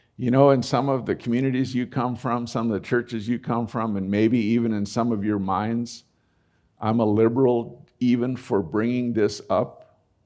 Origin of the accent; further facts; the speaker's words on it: United States; as an American